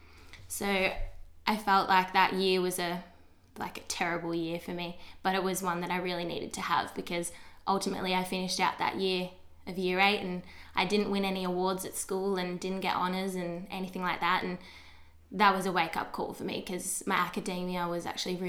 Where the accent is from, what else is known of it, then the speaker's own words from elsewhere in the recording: Geelong, Victoria, Australia; I grew up in Geelong my whole entire life